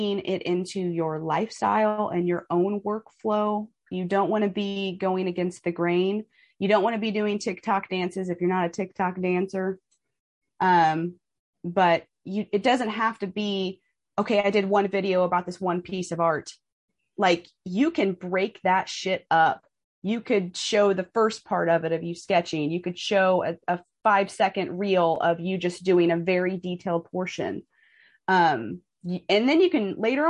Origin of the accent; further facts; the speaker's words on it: Kansas City, United States; I'm from Kansas City.